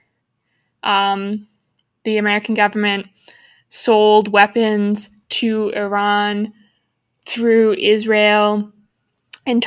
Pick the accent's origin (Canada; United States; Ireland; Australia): Canada; as a Canadian